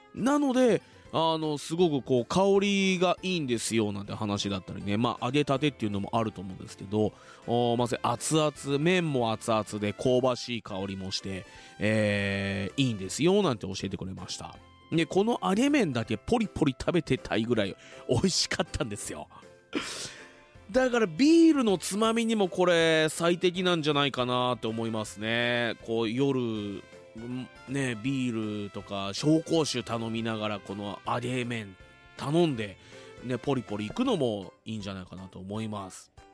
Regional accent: Fuji, Shizuoka, Japan; 生まれも育ちも静岡県富士市

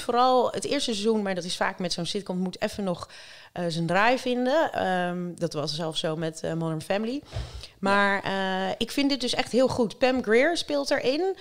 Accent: Rotterdam, South Holland, Netherlands; niks voor mij als Rotterdamse

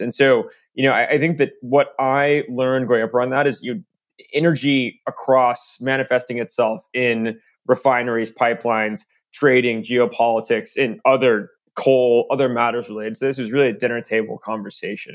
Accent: Tulsa, Oklahoma, United States; moved away; I grew up in Tulsa

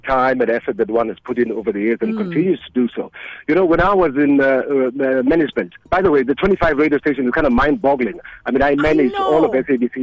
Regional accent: Eden Park, Gauteng, South Africa; colored neighborhood called Eden Park. That's my hometown

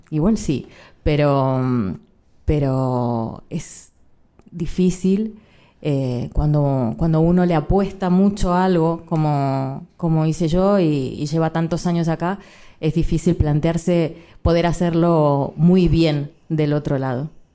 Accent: Spain; nosotras nacimos aquí

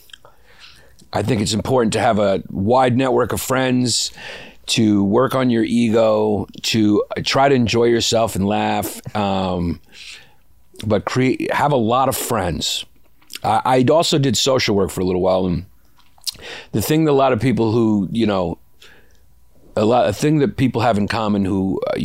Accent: New York City, New York, United States; I grew up in Brooklyn

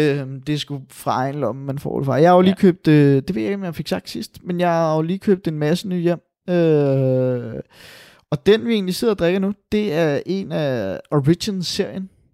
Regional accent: Denmark; vi er jo fra Danmark

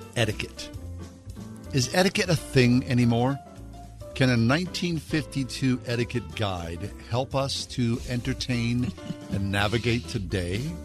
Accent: Swissvale, Pennsylvania, United States; moved away; also born or lived in New York City; as a young kid growing up in Swissvale

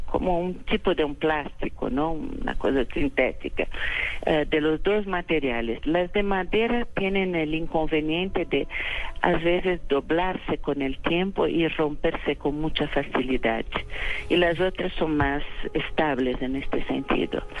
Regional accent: São Paulo, Brazil; first language Portuguese; Spanish is a second language; Yo nací en San Paulo

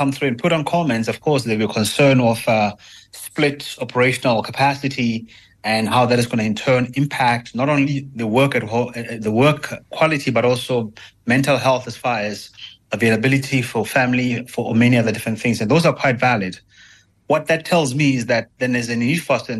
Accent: South Africa; accent: South African; being a South African with a more palatable accent

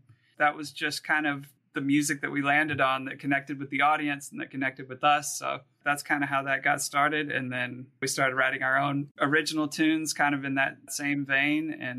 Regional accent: the South, United States; now in New York City, United States; We're all from the South. We've met up here in New York City

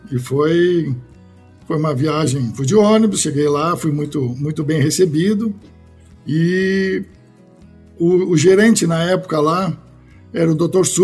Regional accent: Porto Alegre, Rio Grande do Sul, Brazil; eu sou gaúcho, né? O sotaque eu acho que já está meio perdido pelas andanças da vida aí, que a gente só se mudou, mas sou gaúcho de Porto Alegre.

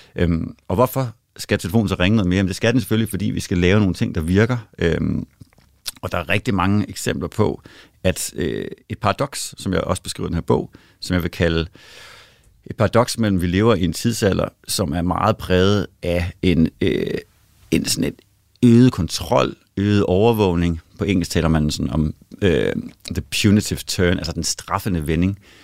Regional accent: Denmark; now in Sweden; jeg er jo en dansker i Sverige og en svensker i Danmark

